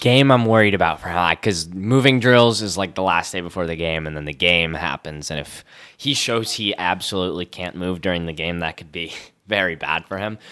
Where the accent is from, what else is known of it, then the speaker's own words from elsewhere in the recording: Connecticut, United States; I'm from Connecticut